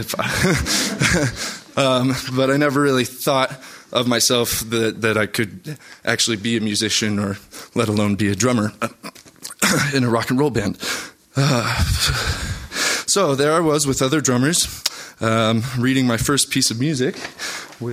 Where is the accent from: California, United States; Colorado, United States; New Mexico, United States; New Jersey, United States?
Colorado, United States; Highlands Ranch; Growing up in Highlands Ranch